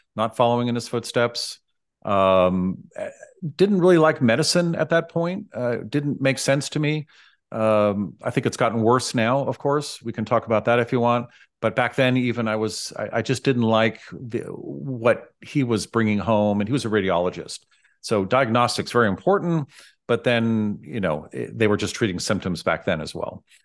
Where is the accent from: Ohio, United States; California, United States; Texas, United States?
California, United States; San Francisco; I grew up in San Francisco